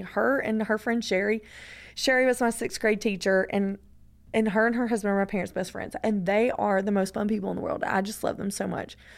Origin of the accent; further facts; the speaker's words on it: Georgia, United States; I'm from Georgia